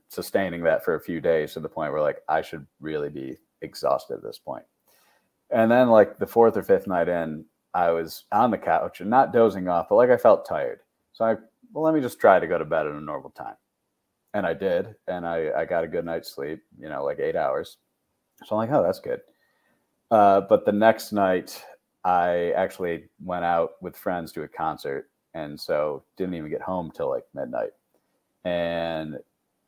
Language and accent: English; Syracuse, New York, United States; I'm from Syracuse, New York, Syracuse University.